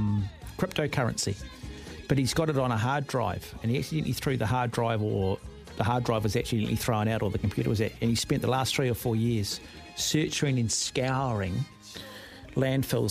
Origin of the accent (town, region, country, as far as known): Auckland, New Zealand; born or raised there